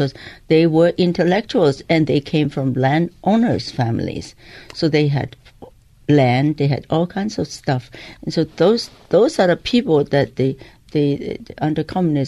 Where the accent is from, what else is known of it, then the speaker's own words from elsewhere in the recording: Hong Kong; moved away as an adult; also born or lived in Guilin, China / Hawaii / New York; So that's how we were raised in Hong Kong